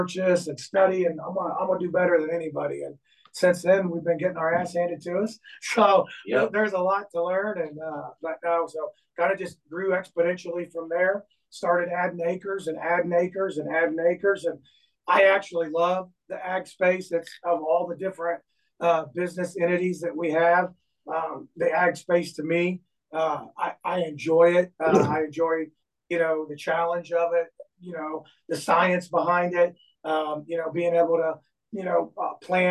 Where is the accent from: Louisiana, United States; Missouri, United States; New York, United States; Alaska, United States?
Missouri, United States; Braymer; I'm from Bremer, Missouri, just 20 minutes south of Gallatin, 25 minutes south